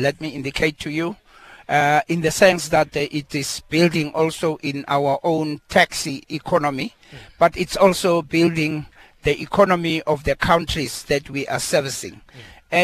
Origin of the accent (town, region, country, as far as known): South Africa